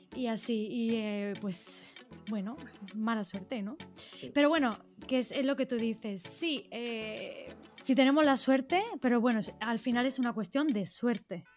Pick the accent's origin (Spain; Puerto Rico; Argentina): Spain; moved away as an adult; also born or lived in Naples; fue Madrid, fue mi, mi país de origen